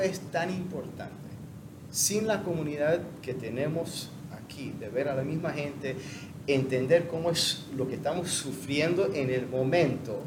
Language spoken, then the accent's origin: Spanish; United States; moved away as an adult; now in Panama; soy gringo